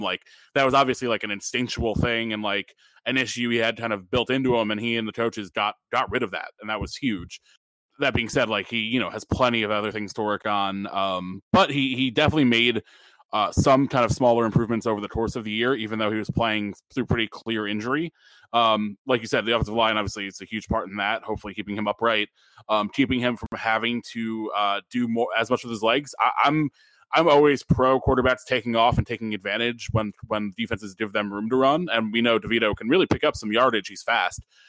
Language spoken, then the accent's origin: English; Stamford, Connecticut, United States; one of my local breweries up at my hometown, Half Full in Stamford